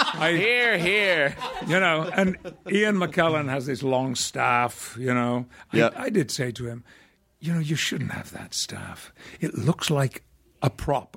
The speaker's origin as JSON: {"language": "English", "region": "Yorkshire and the Humber", "country": "United Kingdom", "moved": "yes", "said": "I'm a Yorkshireman"}